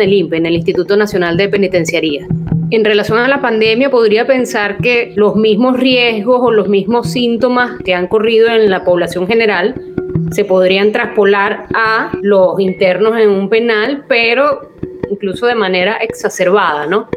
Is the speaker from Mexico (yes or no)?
no; Venezuela; moved away as an adult; now in Peru; soy médico psiquiatra venezolana